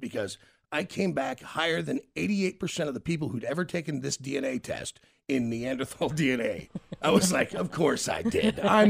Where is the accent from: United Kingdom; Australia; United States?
United States; Memphis, Tennessee; So, I grew up in Memphis, and there were three kids.